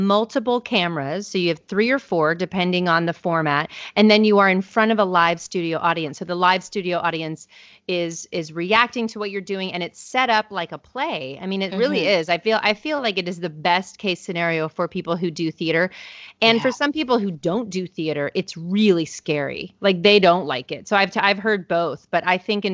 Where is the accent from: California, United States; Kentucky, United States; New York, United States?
California, United States; I'm originally from California